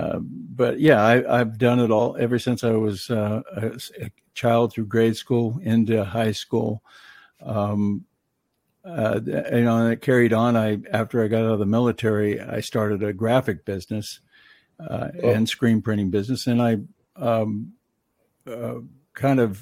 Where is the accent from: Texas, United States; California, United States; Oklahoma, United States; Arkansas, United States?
California, United States; Mendocino County; moved away as an adult; also born or lived in Washington State; pretty much all my life up until I was 18, I lived along the coast of Mendocino County in California